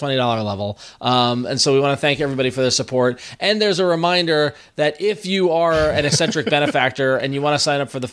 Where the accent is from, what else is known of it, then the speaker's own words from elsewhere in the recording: New York, United States; I'm from New York